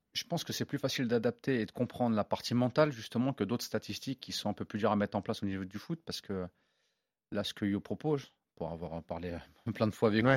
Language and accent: French; Évreux, Normandy, France; moi, je suis d'Evreux